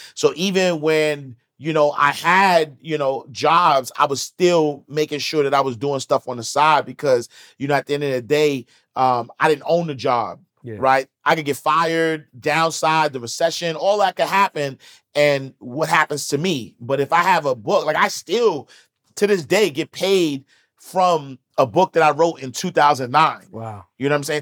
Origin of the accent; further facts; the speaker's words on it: New York City, New York, United States; I'm from Harlem